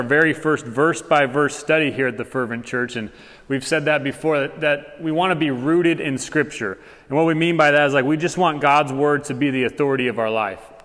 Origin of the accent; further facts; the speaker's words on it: Tucson, Arizona, United States; I'm from Tucson